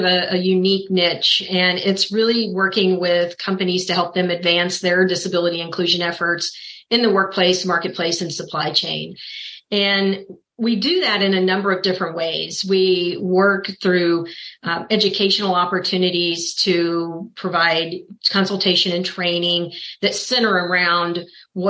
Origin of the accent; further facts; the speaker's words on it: Kansas City, Missouri, United States; I was born and raised in Kansas City, Missouri, where I'm located now